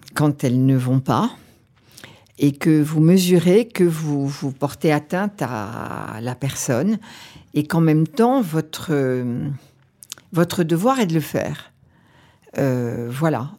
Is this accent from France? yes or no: yes; Auvergne-Rhône-Alpes, France; quand j'étais petite fille euh, en Auvergne